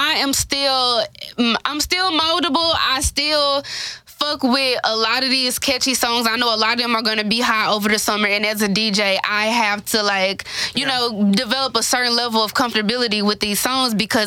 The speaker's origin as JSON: {"language": "English", "town": "Memphis", "region": "Tennessee", "country": "United States", "said": "I'm from Memphis"}